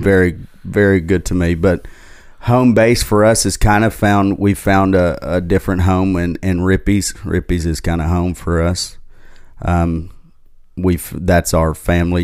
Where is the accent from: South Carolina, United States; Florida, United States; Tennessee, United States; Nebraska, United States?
Tennessee, United States; Knoxville; now in Nashville, United States; East Tennessee is where I grew up in Knoxville